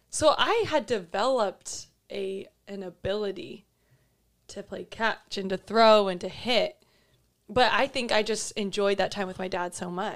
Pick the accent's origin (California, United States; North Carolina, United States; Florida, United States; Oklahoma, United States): California, United States; Fullerton; moved away as an adult; now in Newport Beach, United States; I grew up in Fullerton